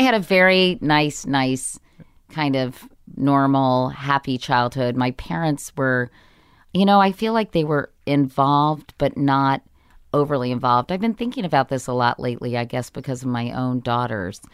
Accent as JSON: {"language": "English", "town": "Arlington", "region": "Virginia", "country": "United States", "tie": "born or raised there", "said": "I grew up in Arlington, Virginia"}